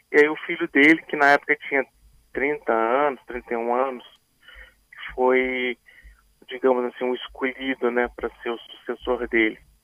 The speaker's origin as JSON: {"language": "Portuguese", "town": "Vitória", "region": "Espírito Santo", "country": "Brazil", "also_born_or_lived": "Dubai / Italy", "moved": "as an adult", "said": "eu voltei ao Brasil, voltei para Vitória"}